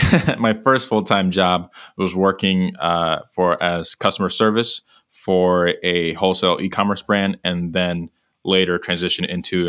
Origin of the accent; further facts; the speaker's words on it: Chicago suburbs, Illinois, United States; moved away as an adult; now in Indianapolis, United States; Born and raised in Chicago suburbs.